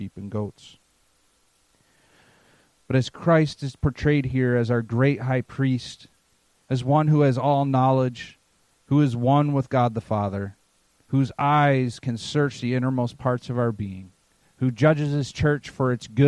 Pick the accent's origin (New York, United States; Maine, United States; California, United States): Maine, United States; I'm from Maine, so I like New England